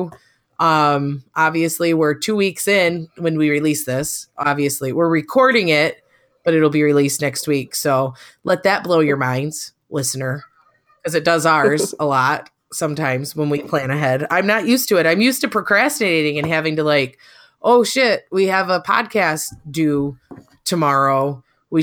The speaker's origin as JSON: {"language": "English", "town": "Edmore", "region": "Michigan", "country": "United States", "tie": "born or raised there", "said": "I'm from Central Michigan. Edmore, Michigan is the exact town that I grew up in."}